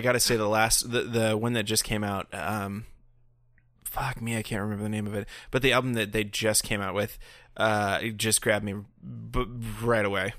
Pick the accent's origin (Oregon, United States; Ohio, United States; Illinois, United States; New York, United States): Oregon, United States; we're Americans, and we, in particular, Matt and I are Organians, and, um, we're not far from Portland